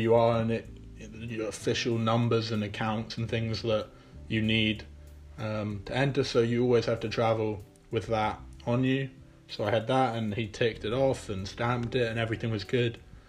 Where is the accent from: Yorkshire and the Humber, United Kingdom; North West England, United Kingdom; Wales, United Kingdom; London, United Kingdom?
London, United Kingdom; first language English; moved away as an adult; also born or lived in New York City, United States / Edinburgh, Scotland; now in Amherst, United States; I'm originally from London. I grew up in West London until I was 15 years old when I moved to New York City. I went to high school in the city in Manhattan